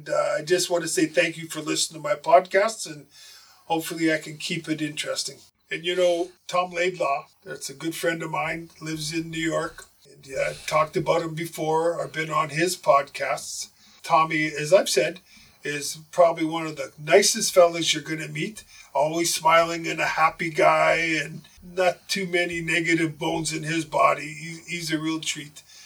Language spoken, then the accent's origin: English; Winnipeg, Manitoba, Canada; moved away; I'm from Winnipeg.